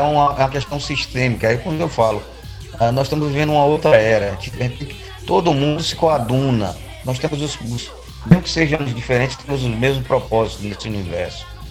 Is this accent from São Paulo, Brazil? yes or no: no; Bahia, Brazil; eu sou baiano, torcedor do Vitória